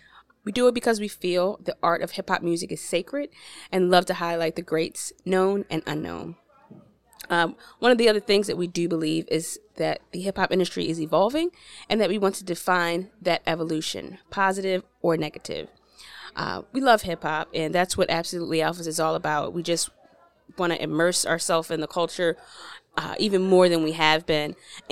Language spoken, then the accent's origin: English; Baltimore, Maryland, United States; now in Virginia, United States; Originally from Baltimore, Maryland.